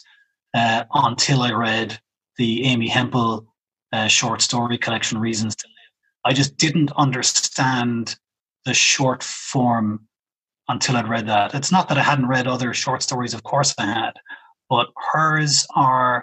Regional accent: Cork, Munster, Ireland; moved away as an adult; now in Berlin, Germany; I'm from Cork

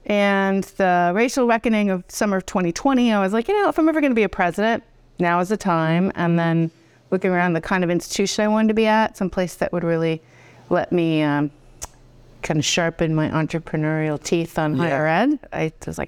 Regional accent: Boston, Massachusetts, United States; accent: Boston; now in Potsdam, United States; I am a Boston girl. So I put on my accent for you.

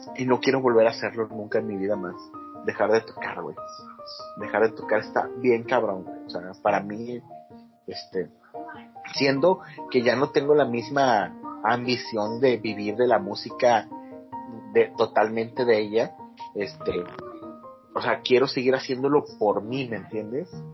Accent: Monterrey, Nuevo León, Mexico; Uno como buen regiomontano

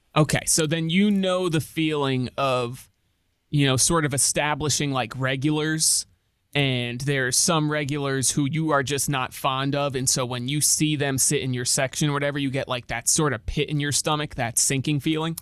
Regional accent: Connecticut, United States; moved away; my home state of Connecticut

